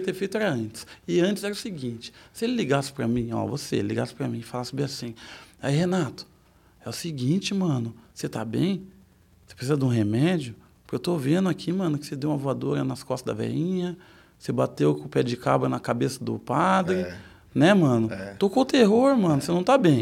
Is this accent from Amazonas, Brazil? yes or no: no; Sorocaba, São Paulo, Brazil; Eu nasci em Sorocaba